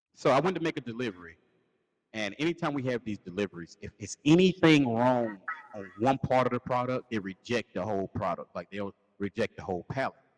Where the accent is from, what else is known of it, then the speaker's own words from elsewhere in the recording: Lancaster, South Carolina, United States; the homecoming for our hometown